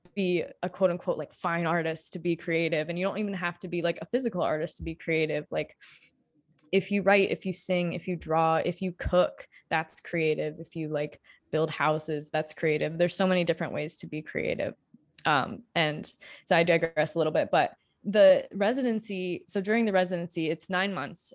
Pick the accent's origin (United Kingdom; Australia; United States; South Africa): United States; Marshall, Michigan; moved away as an adult; also born or lived in Colorado; now in Kalamazoo, United States; I am from small town Michigan originally, I grew up in Marshall